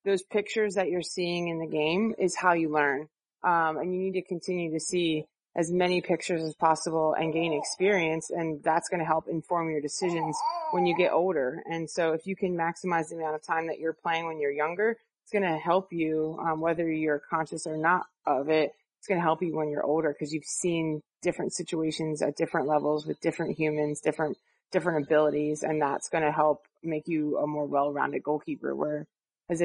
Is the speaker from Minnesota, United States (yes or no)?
no; New Jersey, United States; when I was growing up, I'm from South Jersey